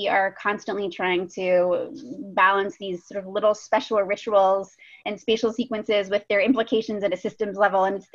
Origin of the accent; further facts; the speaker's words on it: Pittsburgh, Pennsylvania, United States; moved away as an adult; I grew up in Pittsburgh